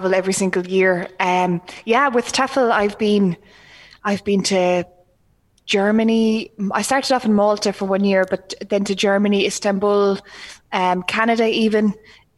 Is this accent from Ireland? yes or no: yes; Ireland; we grew up here in Ireland